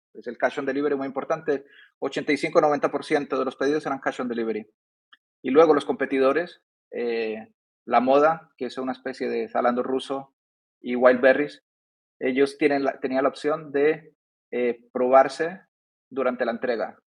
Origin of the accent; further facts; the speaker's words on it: Seville, Andalusia, Spain; moved away as an adult; also born or lived in Medellín, Colombia / Germany / Madrid / France; now in Dubai, United Arab Emirates; Yo nací en Colombia, en Medellín. Mi madre de, de, Colombia. De pequeño me fui a España, a Sevilla, al sur.